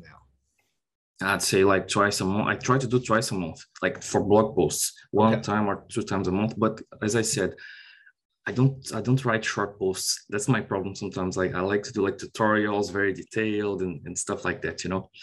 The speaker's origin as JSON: {"language": "English", "country": "Brazil", "also_born_or_lived": "Ireland", "moved": "as an adult", "lives_now": "Dublin, Ireland", "said": "I'm originally from Brazil. I worked in Brazil like for nine years and I moved to Ireland in 2018."}